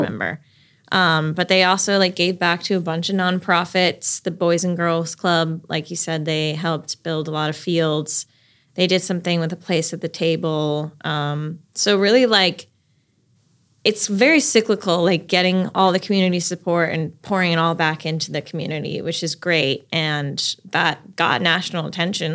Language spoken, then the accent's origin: English; Chicago, Illinois, United States; now in Raleigh, United States; I'm from Chicago and I grew up going to Cubs games every summer